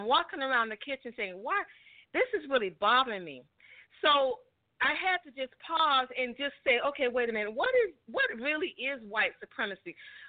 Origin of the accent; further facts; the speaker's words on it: the South, United States; Listen, I'm from the South